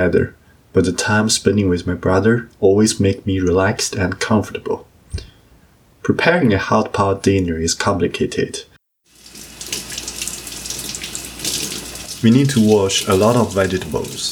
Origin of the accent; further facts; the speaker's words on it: Beijing, China; now in Ottawa, Canada; the hot pot restaurant that I used to go to with my parents in Beijing